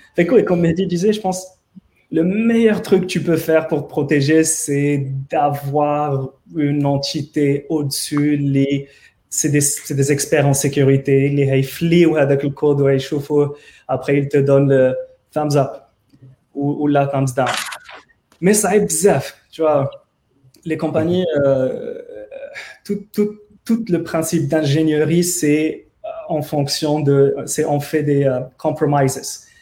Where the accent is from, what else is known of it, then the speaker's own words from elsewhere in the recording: Morocco; parce que عارفين que je suis marocain